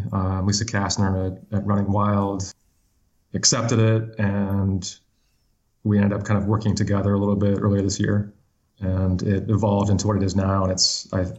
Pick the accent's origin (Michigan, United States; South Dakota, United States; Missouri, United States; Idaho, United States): South Dakota, United States; now in Tucson, United States; when I was growing up in South Dakota, on the eastern part of the state, like the northeastern part of the state